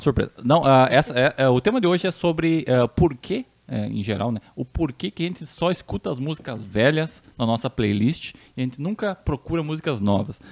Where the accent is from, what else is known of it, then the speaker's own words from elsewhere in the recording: Santa Rosa, Brazil; da minha terra, lá na minha terrinha Santa Rosa